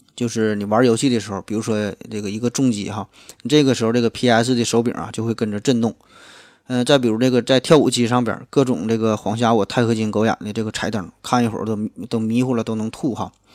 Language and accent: Chinese; Northeast China, China; 半开不知道算不算咱们东北话